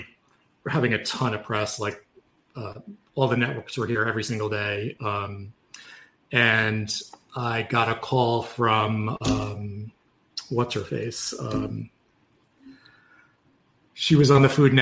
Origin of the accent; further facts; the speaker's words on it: New York City, New York, United States; now in Florida, United States; I'm from New York City. So before I moved to Florida